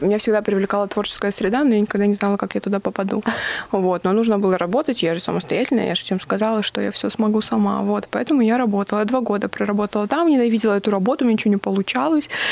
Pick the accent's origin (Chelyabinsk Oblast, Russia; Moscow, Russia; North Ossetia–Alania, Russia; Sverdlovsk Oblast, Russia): North Ossetia–Alania, Russia; Vladikavkaz; прославлять свою родину, откуда я родом